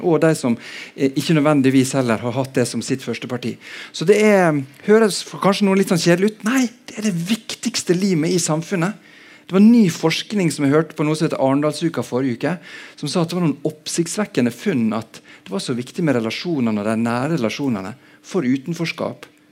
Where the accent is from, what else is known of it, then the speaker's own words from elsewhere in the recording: Sunnmøre, Møre og Romsdal, Norway; moved away as an adult; also born or lived in Bergen, Norway; now in Oslo, Norway; jeg har vokst opp på Sunnmøre, men har bodd mesteparten av eh, voksenlivet her i Bergen